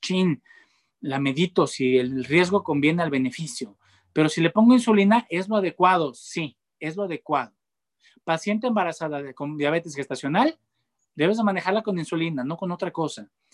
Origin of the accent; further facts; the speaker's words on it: Mexico; yo soy mexicano